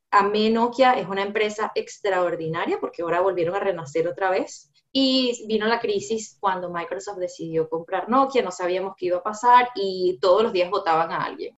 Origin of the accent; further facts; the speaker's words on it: Venezuela; also born or lived in Seattle; now in Miami, United States; soy venezolana